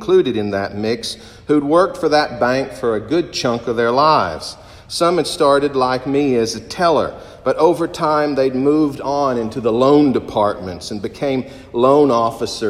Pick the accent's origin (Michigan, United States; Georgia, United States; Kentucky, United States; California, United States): Kentucky, United States; Corbin; a local bank in my hometown, the First National Bank of Corbin, Kentucky